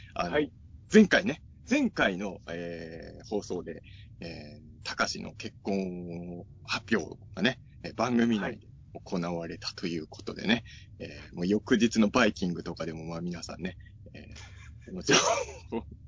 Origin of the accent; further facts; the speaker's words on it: Ibaraki, Japan; now in Tokyo, Japan; 僕の地元、まあ、茨城